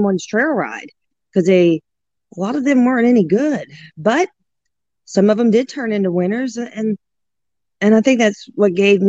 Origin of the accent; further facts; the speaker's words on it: New Orleans, Louisiana, United States; And I grew up just in the outskirts of New Orleans. I was born in New Orleans, Louisiana.